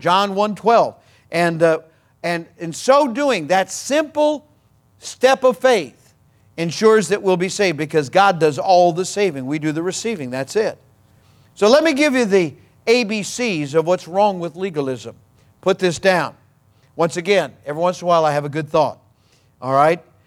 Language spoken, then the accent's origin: English; Missouri, United States; I'm from Missouri